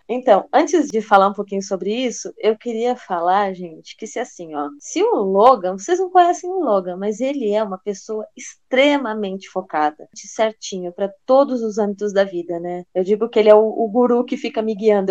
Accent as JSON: {"language": "Portuguese", "town": "Rio Grande", "region": "Rio Grande do Sul", "country": "Brazil", "tie": "born or raised there", "moved": "yes", "said": "eu nasci no Rio Grande do Sul"}